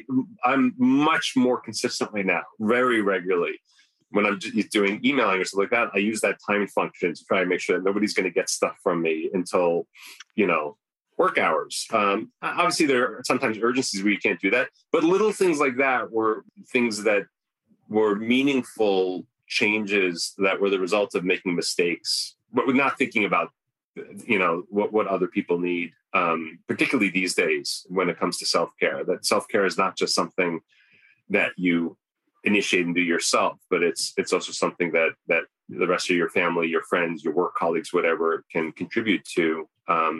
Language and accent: English; New Canaan, Connecticut, United States; also born or lived in Syria / Turkey; I grew up in New Canaan, Connecticut, a very well-to-do part of the country